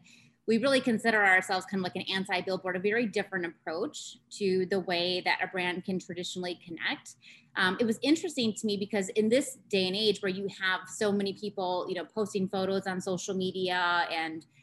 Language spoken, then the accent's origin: English; North Central Wisconsin, United States; growing up in North Central Wisconsin